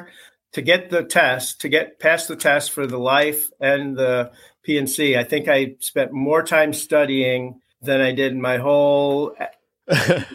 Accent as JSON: {"language": "English", "region": "Michigan", "country": "United States", "also_born_or_lived": "Indianapolis / Florida", "moved": "yes", "said": "I'm from Michigan originally."}